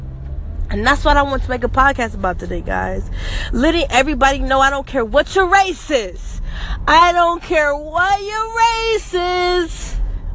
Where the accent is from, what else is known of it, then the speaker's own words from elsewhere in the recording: United States; I am African American. I'm a Black female